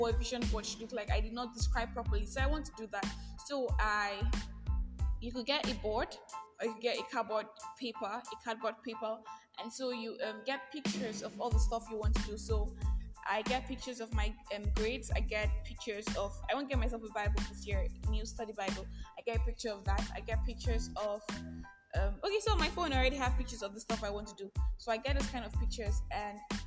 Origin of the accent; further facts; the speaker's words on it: Nigeria; I am that Nigerian Christian Talkaholic